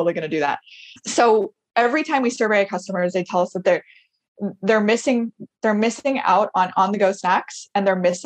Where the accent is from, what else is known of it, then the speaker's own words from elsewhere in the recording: Portland, United States; I'm from Portland